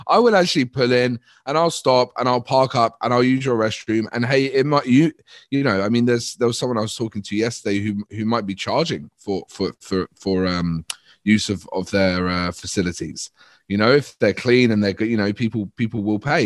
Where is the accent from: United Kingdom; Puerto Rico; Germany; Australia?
United Kingdom; we're very British and polite